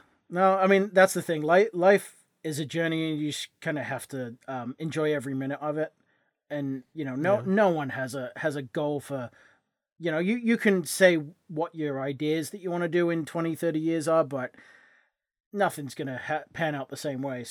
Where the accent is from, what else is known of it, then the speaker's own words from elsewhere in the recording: England, United Kingdom; I'm English.